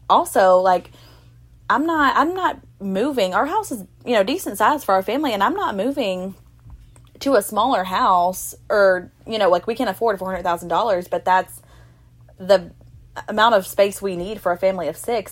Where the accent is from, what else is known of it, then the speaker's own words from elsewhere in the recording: Ashland City, Tennessee, United States; also born or lived in Mount Juliet; I was from Ashland City